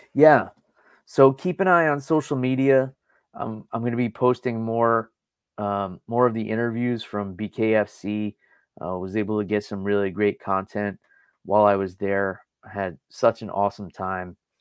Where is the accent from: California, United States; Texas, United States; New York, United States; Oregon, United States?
New York, United States; I grew up in New York